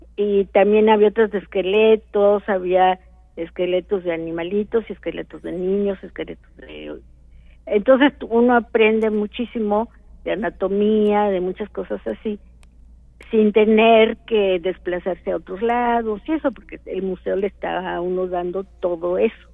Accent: Orizaba, Veracruz, Mexico; yo soy de Orizaba

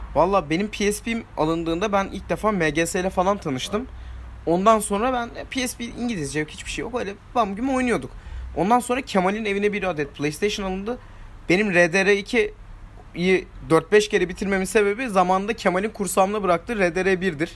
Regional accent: Turkey; Türküz hepimiz

